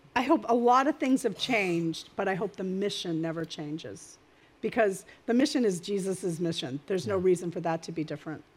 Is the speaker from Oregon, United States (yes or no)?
no; Maine, United States; now in New Jersey, United States; I'm from Maine. I'm not really a Jersey girl